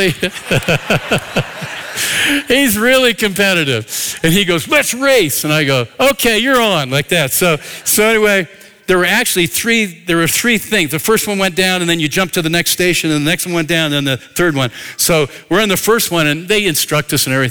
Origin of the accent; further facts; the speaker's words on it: north of Philadelphia, Pennsylvania, United States; moved away; I grew up in Pennsylvania, north of Philadelphia